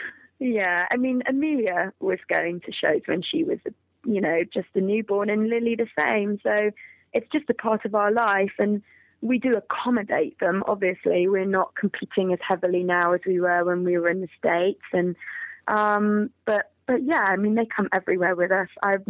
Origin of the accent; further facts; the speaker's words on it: United Kingdom; also born or lived in Georgia, United States; Well, really, I'm obviously from Great Britain anyways.